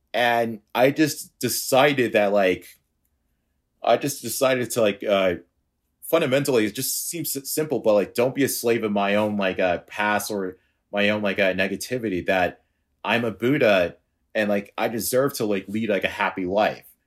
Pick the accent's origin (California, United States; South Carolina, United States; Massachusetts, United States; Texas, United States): Massachusetts, United States; Boston; I'm from Boston, and I'm a freelance web developer